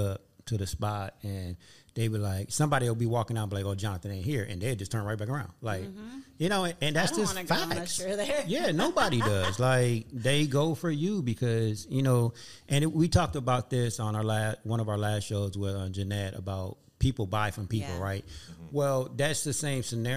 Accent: West Coast, California, United States; I'm from the West Coast. I'm from here

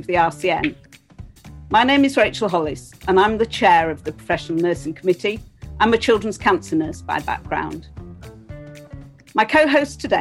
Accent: Yorkshire and the Humber, United Kingdom; Fellow Yorkshire person.

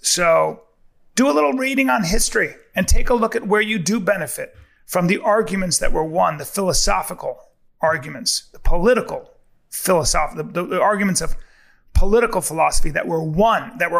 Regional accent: United States; I'm an American.

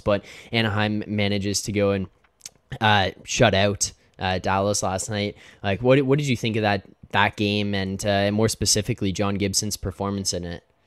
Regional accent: Canada; I'm Canadian

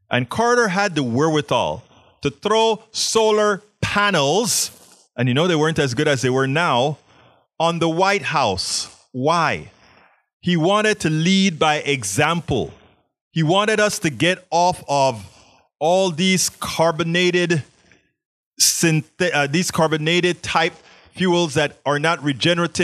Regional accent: Panama; now in Houston, United States; I was always a science nerd growing up in Panama

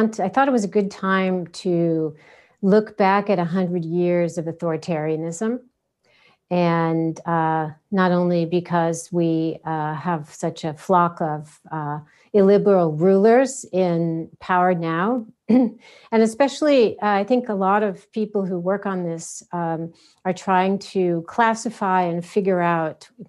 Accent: United States; as an American

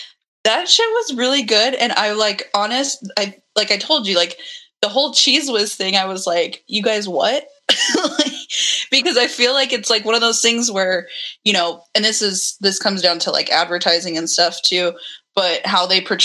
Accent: Southern California, United States; also born or lived in Michigan; born and raised in Southern California, lived in Michigan for a little bit, traveled back and forth between the two, been to the East Coast, traveled for shows.

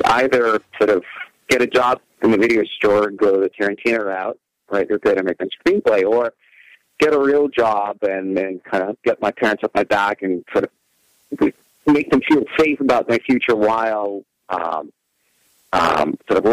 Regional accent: Russia; moved away as an adult; now in United States; I was originally born and raised in Russia, and just so happened that my first year in the United States was also my first year at USC

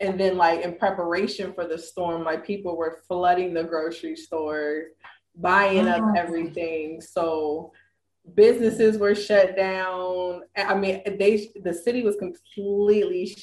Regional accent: Ohio, United States; moved away as an adult; now in Dallas, United States; I'm from Ohio, where we have salt trucks

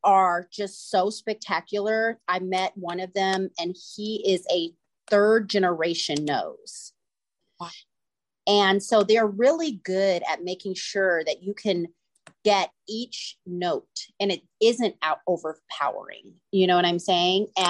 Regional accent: East Bay, Northern California, United States; I grew up in Northern California in the East Bay

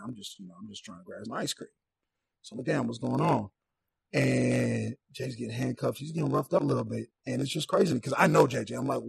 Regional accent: Saint Paul, Minnesota, United States; I'm from St. Paul.

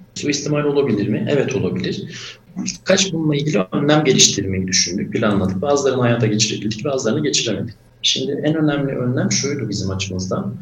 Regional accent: Mardin, Turkey; moved away as an adult; also born or lived in Izmir; Ben Mardin doğumluyum. 1988 Mardin doğumluyum. Liseye kadar Mardin'de okudum. Orada büyüdüm.

